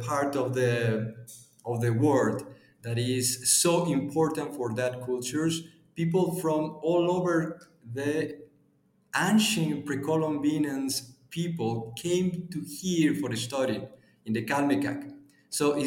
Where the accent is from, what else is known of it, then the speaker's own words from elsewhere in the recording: Puebla, Mexico; I'm from Mexico. I'm from almost the middle of the Mexico countryside. We are in the largest four city in Mexico. The name is Puebla